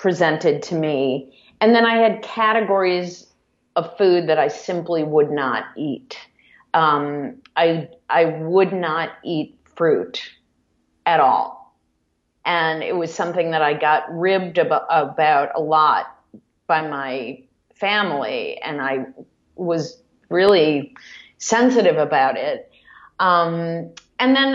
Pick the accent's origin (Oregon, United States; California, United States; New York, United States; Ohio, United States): Ohio, United States; Cleveland; I grew up in a suburb of Cleveland